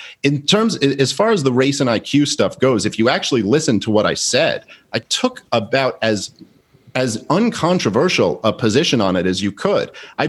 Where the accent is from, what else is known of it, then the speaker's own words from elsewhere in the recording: New York City, New York, United States; I grew up in Brooklyn.